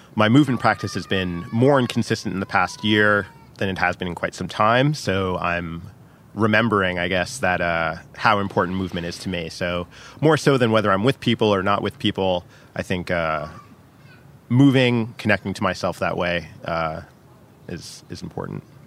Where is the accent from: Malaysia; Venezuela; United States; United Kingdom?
United States; New York City, New York; I am a New Yorker